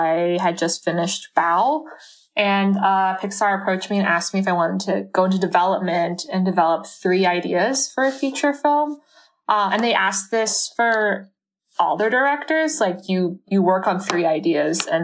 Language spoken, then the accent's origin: English; Canada; my own kind of relationship with my mom growing up in Canada